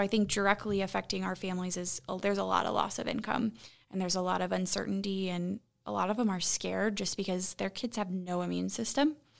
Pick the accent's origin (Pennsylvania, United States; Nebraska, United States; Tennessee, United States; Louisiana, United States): Nebraska, United States; Columbus; moved away as an adult; also born or lived in Lincoln, Nebraska; now in Omaha, United States; I, born and raised in Columbus